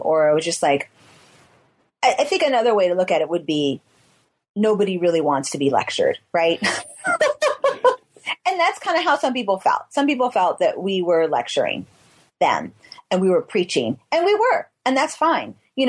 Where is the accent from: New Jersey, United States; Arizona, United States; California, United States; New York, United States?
California, United States; But, you know, we're from the Bay Area.